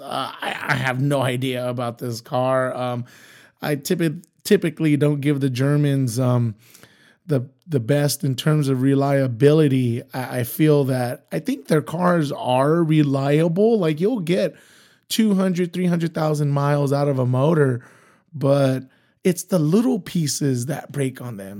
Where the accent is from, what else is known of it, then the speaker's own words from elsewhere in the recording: Imperial Valley, California, United States; I'm originally from the Imperial Valley, so it's about an hour east, or I should say, it's an hour west of Yuma, Arizona.